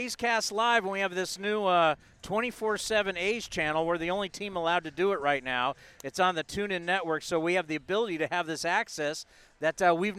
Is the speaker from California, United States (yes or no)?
yes; San Diego, California, United States; I grew up in San Diego.